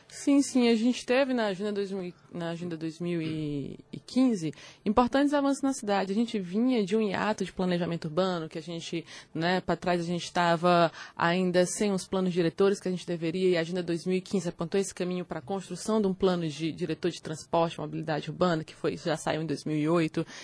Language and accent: Portuguese; Teresina, Piauí, Brazil; quando eu nasci, a gente tinha em Teresina em torno de 244 dias de calor né, acima de 32 graus